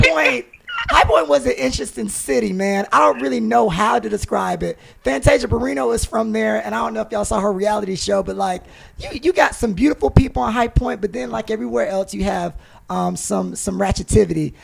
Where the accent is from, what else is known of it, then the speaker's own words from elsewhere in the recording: High Point, North Carolina, United States; I'm from High Point, North Carolina